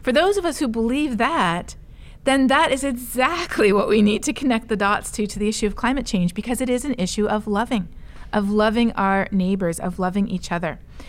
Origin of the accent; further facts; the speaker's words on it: Colombia; now in Toronto, Canada; Well, I am a missionary kid myself. {S3} Yeah. {S0} So, yes. So growing up in Colombia, it was obvious how people who don't have the resources that we have in rich countries are already much more vulnerable